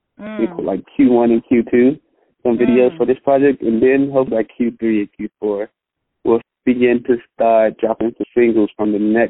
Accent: Prince George's County, D.C., Maryland, United States; I'm from PG County, which is like a small county outside of Washington, D.C.

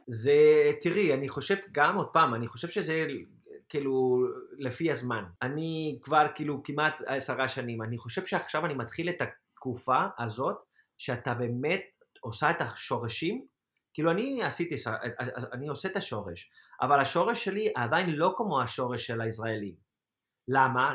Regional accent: Spain; Hebrew is a second language; moved away as an adult; now in Israel; לחזור של... לספרד זה קל, אוקיי? זה קל בשבילי, כי בסופו של דבר זה, זה מדינה שאני מכיר

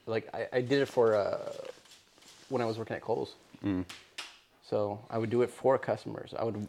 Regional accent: United States; We're American. American Eritrean.

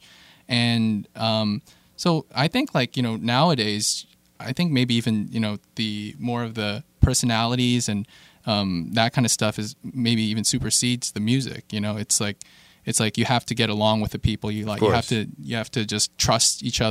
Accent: Ohio, United States; now in Los Angeles, United States; I'm Korean, but from Ohio, so born in Ohio

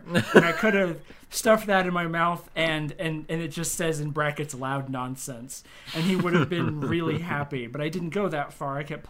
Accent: United States; I'm an American

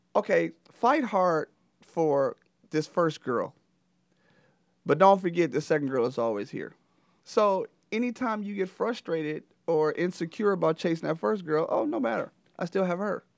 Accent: Flint, Michigan, United States; I'm originally from Flint, Michigan. Um, I played high school basketball at Flint Central

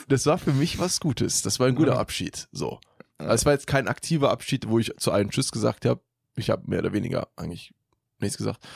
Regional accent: Germany; ich bin auch in Deutschland geboren.

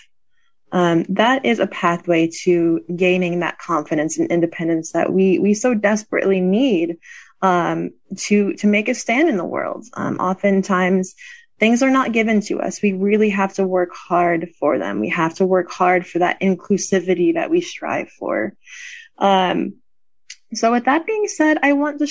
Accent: Connecticut, United States; now in Pennsylvania, United States; I'm originally from Connecticut, so not too far, but I grew up in the heart of New England.

